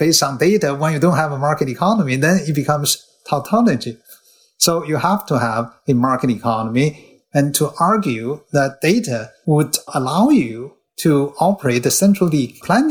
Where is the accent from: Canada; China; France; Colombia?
China; moved away as an adult; also born or lived in Berkeley, United States; now in Hong Kong; I came all the way from China, where the Cultural Revolution was already becoming a distant memory